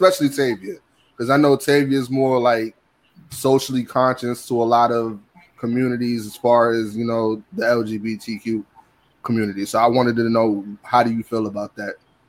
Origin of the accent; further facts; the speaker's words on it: New York, United States; you know, we're all from New York